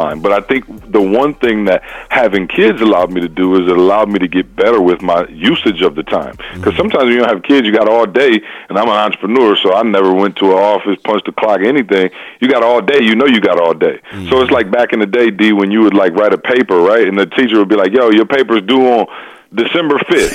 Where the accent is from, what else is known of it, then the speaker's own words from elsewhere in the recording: Lansing, Michigan, United States; now in Missouri, United States; Born and raised in Lansing, Michigan, home of the Spartans